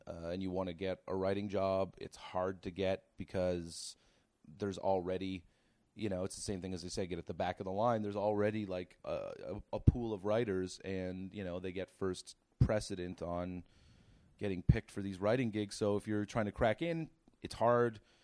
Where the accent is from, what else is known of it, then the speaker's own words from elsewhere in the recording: Cape Breton, Nova Scotia, Canada; moved away as an adult; also born or lived in Toronto; I'm from Nova Scotia originally, from Cape Breton